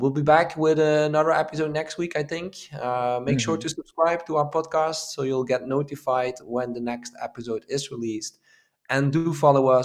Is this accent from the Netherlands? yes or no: yes; Maastricht, Limburg, Netherlands; moved away; Proud of my city, my hometown city, Maastricht. Even though I don't live there anymore